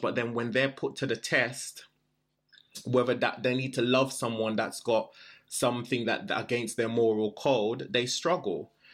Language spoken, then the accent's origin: English; Jamaica; I was born in Jamaica.